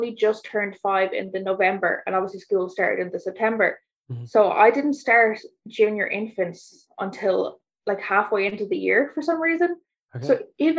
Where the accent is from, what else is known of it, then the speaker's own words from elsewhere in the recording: Cavan, Ulster, Ireland; my mom was a single parent, so it was her, me and my sister living in Cavan